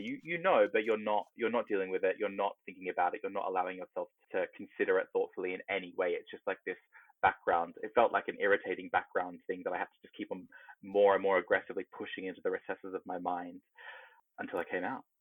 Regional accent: Australia; now in United Kingdom; growing up in Australia in, you know, the 90s

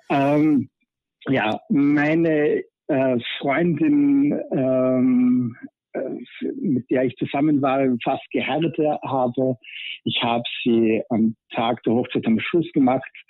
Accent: Vienna, Austria; Ja. Ich komme aus Wien und bin 44 Jahre alt

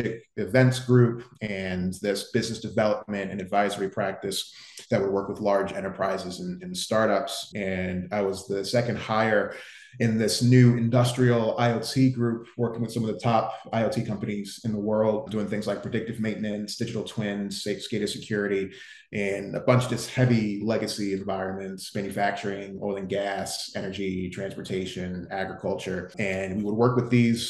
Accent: New Jersey, United States; moved away as an adult; also born or lived in Philadelphia, Pennsylvania / New Brunswick, New Jersey / New York; now in Miami, United States; So I'm from the Northeast originally, born in Philly, grew up in South Jersey.

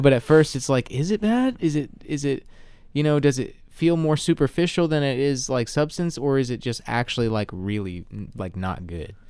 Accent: the South, United States

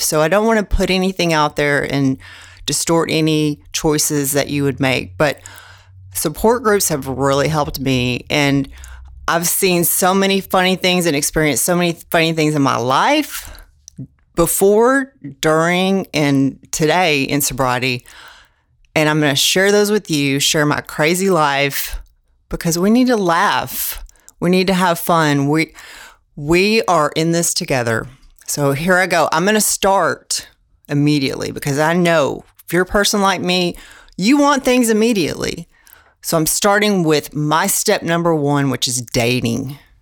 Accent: Houston, Texas, United States; I'm from Houston, Texas

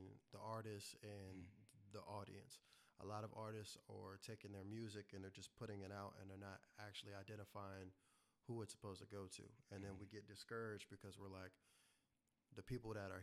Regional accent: Fredericksburg, Virginia, United States; I am from Fredericksburg, Virginia.

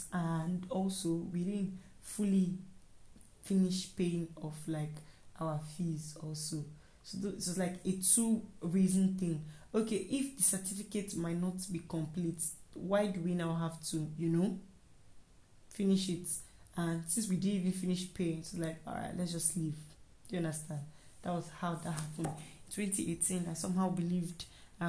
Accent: Nigeria; I am a Nigerian.

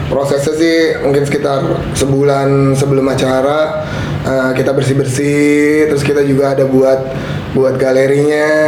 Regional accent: Carita, Banten, Indonesia; also born or lived in Jakarta; Lahir besar di Carita, habis itu sempat uh, eh, sekolah di Jakarta waktu itu ikut sama kakak lah tapi orang tua tetap di sini

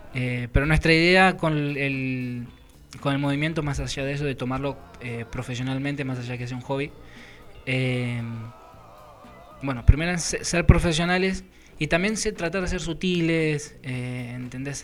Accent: José Mármol, Buenos Aires Province, Argentina; mi barrio natal, digamos, es Mármol, José Mármol

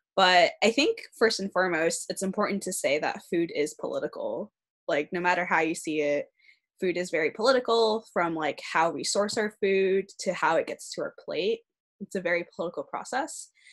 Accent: Arcadia, California, United States; I grew up in a neighborhood that had a lot of Asian roots, so I'm from Arcadia.

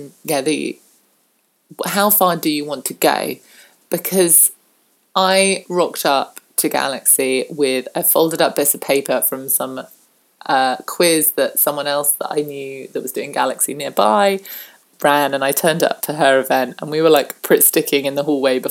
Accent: southern England, United Kingdom; I'm very British and I'm very southern British.

